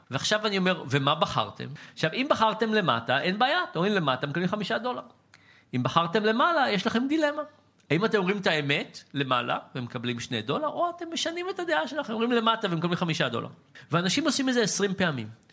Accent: Israel; בתור ישראלי

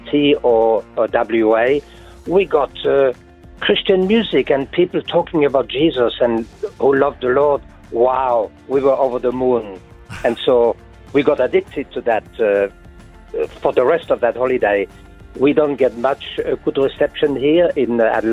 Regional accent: near the German-Swiss borders, Grand Est, France; English is a second language; moved away; I come from France, near the German-Swiss borders, hence my Mongol accent

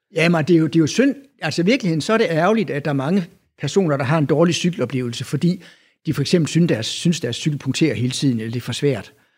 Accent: Denmark; now in Aarhus, Denmark; jeg er jo jyde

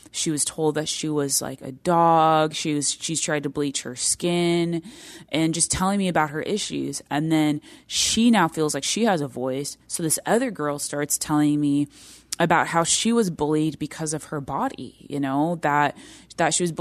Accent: India; the Indian culture, I come from the Indian culture.

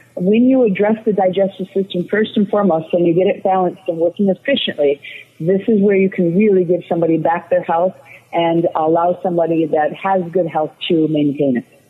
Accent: Chicago, Illinois, United States; moved away as an adult; now in Florida, United States; I grew up in the Chicagoland area

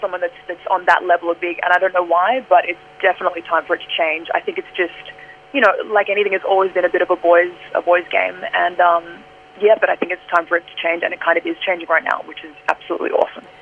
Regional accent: Australia; I'm an Aussie and this is my home

